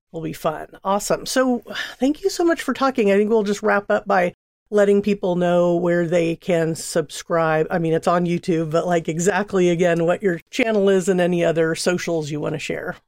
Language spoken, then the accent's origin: English; Seal Beach, California, United States; moved away as an adult; now in Oakland, United States; I grew up in Southern California, Seal Beach, a small town